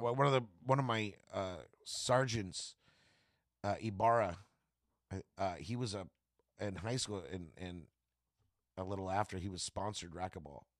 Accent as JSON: {"language": "English", "town": "Tulare", "region": "California", "country": "United States", "tie": "born or raised there", "also_born_or_lived": "Bakersfield", "said": "I'm from Tulare"}